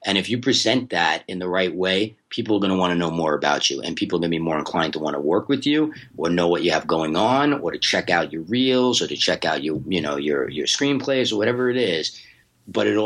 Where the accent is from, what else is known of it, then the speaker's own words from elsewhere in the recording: New York, United States; now in Los Angeles, United States; I'm from New York, but I'm based in LA now.